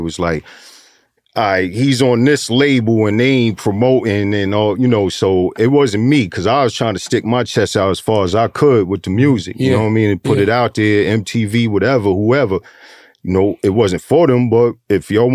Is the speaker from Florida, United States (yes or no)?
no; New York City, New York, United States; also born or lived in Harlem, New York; I grew up in Flushing